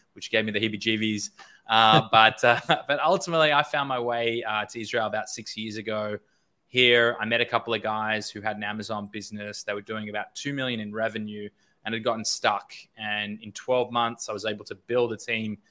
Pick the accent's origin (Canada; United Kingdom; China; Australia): Australia; moved away as an adult; also born or lived in Los Angeles; I grew up in Australia. I was there until about 2016, 17.